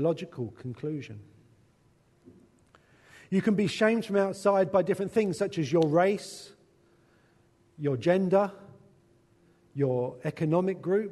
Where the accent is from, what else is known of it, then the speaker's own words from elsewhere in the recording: England, United Kingdom; a white English man